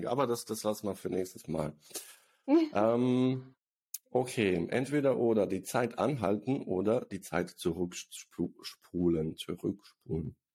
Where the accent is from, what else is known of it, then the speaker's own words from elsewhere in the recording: Bosnia & Herzegovina; Also ich komme übrigens aus Bosnien, die, die es nicht wissen.